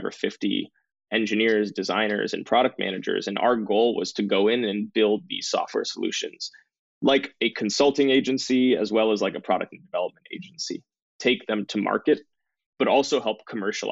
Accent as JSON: {"language": "English", "area": "Bay Area near San Francisco", "region": "California", "country": "United States", "tie": "born or raised there", "said": "I grew up in the Bay Area near San Francisco, so in the heart of Silicon Valley"}